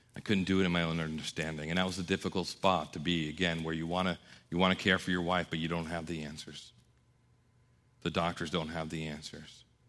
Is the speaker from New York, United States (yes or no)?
yes; New York, United States; I was raised by Italians in New York